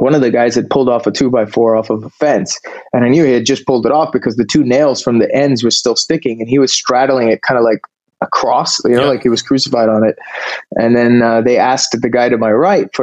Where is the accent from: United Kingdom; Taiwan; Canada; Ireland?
Canada; moved away as an adult; now in California, United States; I grew up in Canada